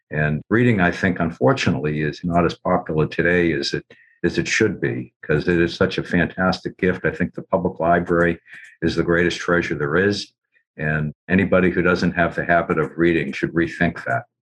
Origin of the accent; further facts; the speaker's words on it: Cambridge, Massachusetts, United States; I was born in Cambridge, as was my dad